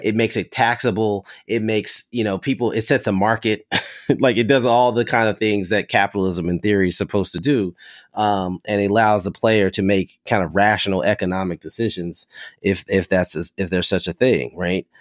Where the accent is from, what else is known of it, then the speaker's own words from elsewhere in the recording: Kentucky, United States; I'm from Kentucky, uh, as a pla-, a person from one of these, uh, um, college sports cr, crazed, uh, states